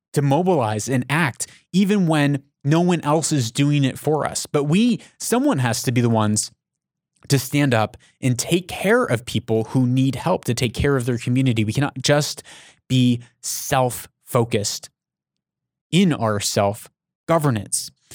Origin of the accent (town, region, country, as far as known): United States